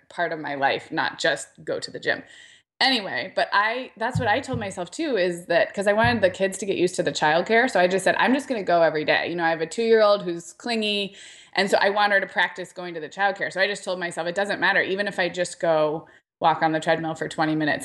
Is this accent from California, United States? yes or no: yes; Santa Barbara, California, United States; moved away; Santa Barbara, which is my hometown